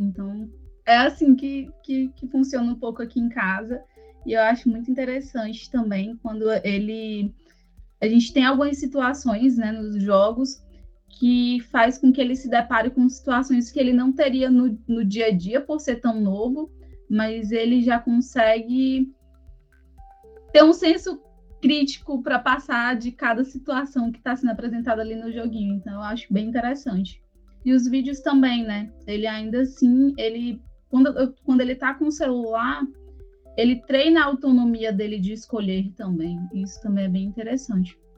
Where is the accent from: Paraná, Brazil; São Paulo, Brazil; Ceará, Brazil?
Ceará, Brazil; Fortaleza; moved away as an adult; now in Manaus, Brazil; Eu sou de Fortaleza, meu esposo é de Brasília e, e moramos juntos em Manaus há sete anos